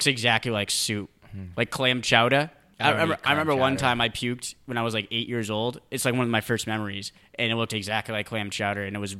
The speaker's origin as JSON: {"language": "English", "region": "New England", "country": "United States", "tie": "born there", "said": "I was born in New England. I'm a certified chowder head."}